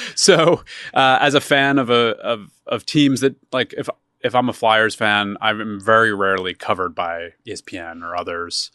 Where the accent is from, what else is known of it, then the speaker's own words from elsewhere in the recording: Philadelphia, Pennsylvania, United States; moved away; I'm originally from Philadelphia.